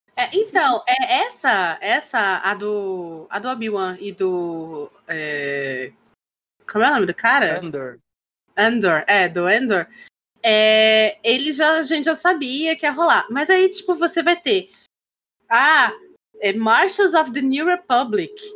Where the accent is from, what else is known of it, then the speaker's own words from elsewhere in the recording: Pará, Brazil; a paraense, que é de onde eu venho e tal, cresci e tal